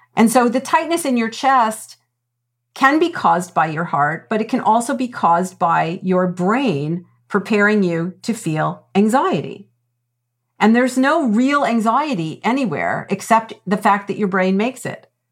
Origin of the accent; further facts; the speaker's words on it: Toronto, Ontario, Canada; moved away; also born or lived in Winnipeg; I'm from Toronto